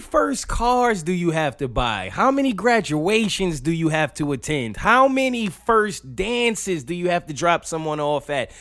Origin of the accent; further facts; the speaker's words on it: New York, United States; I'm from New York